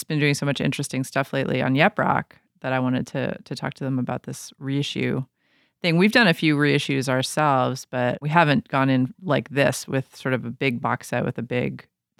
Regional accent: New York City, New York, United States; moved away; I'm originally from New York, so that's my old stomping ground.

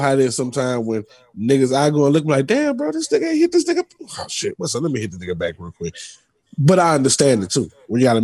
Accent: New Orleans, Louisiana, United States; also born or lived in Bay Area, California; now in Houston, United States; being from New Orleans

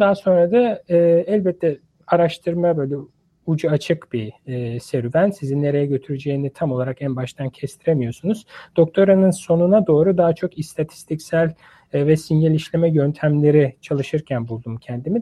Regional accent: Istanbul, Turkey; moved away as an adult; also born or lived in Ankara, Turkey; now in United States; ben İstanbul doğumluyum

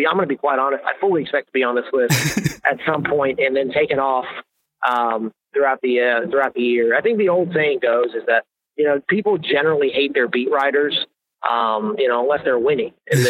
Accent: Grapevine, Texas, United States; moved away as an adult; also born or lived in San Antonio, Texas; now in Dallas, United States; I'm in Dallas. I grew up in Grapevine. I was in the DFW area my whole life before I moved down to San Antonio.

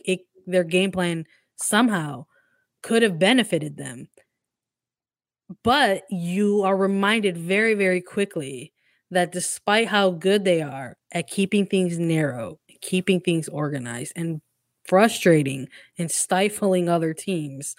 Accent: Chicago, Illinois, United States; That's my hometown

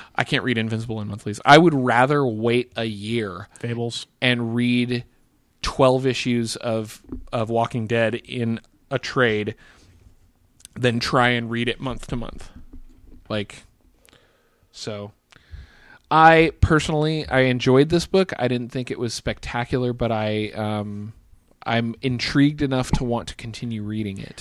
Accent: Bend, Oregon, United States; Bend, Oregon, which is the town that I grew uh, that I graduated high school from

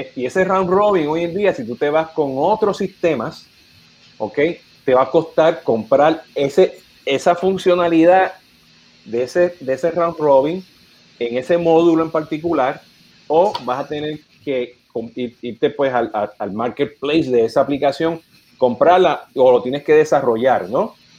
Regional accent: Puerto Rico; now in United States; yo siendo puertorriqueño

